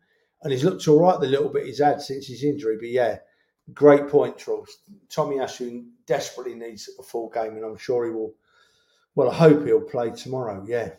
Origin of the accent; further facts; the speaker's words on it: London, United Kingdom; I grew up in North London